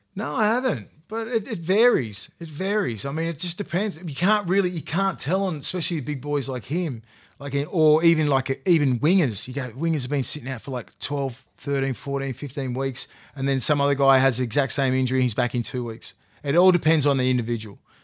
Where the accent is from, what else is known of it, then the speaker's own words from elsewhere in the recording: Australia; also born or lived in New Zealand; I was born up in, I was brought up in Australia, born in New Zealand